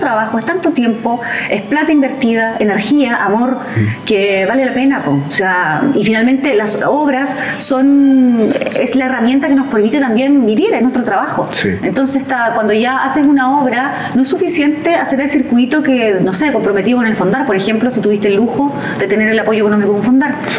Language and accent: Spanish; Coronel, Biobío, Chile; Yo que soy de aquí mismo, de, la, de, Coronel